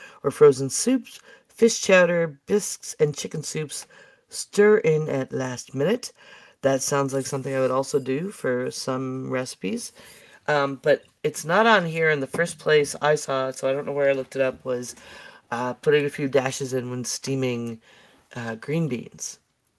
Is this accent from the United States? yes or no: yes; Buffalo, New York, United States; I'm from Buffalo.